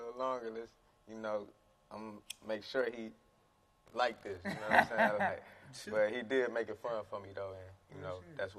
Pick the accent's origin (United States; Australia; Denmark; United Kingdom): United States; East Cleveland, Ohio; It was tough. Like, you know, you just poverty.